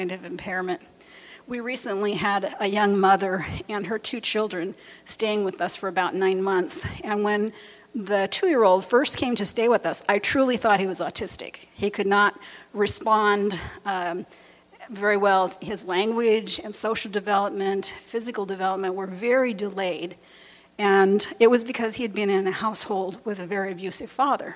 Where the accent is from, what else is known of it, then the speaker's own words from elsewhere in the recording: near Los Angeles, California, United States; where I grew up near Los Angeles, in the gang neighborhood